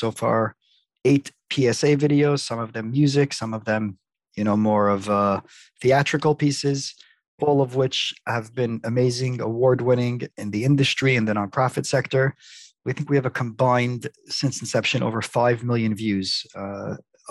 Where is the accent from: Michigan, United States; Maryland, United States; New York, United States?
New York, United States; New York City; Born and raised in Brooklyn